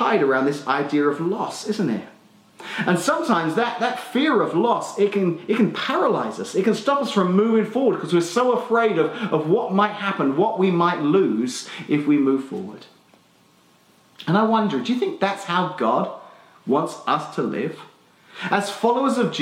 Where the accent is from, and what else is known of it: Australia; accent: Australian (implied); moved away